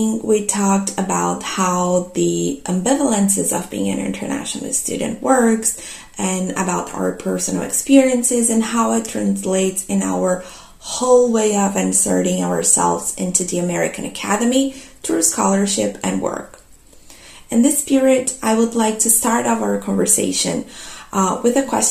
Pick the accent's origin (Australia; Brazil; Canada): Brazil; now in London, United Kingdom; I'm from Brazil